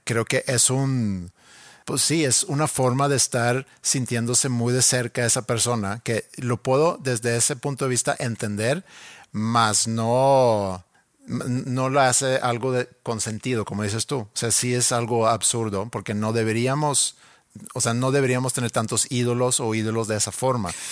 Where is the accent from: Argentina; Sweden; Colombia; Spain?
Sweden; moved away as an adult; now in Monterrey, Mexico; mi casa en Suecia.